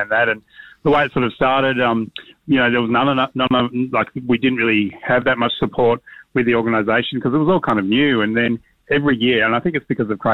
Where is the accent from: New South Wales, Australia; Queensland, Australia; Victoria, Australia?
Victoria, Australia; Yarra Valley; I grew up in the Yarra Valley